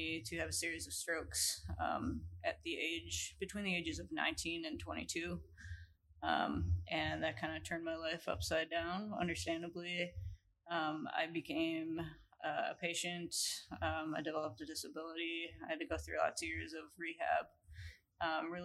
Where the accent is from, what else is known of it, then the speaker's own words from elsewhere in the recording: Grafton, Wisconsin, United States; I am originally from southeastern Wisconsin, Grafton area, and I grew up